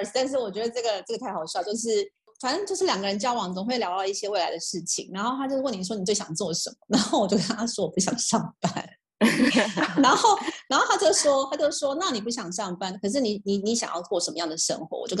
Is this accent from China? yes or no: no; Taiwan; 在出生台湾家庭，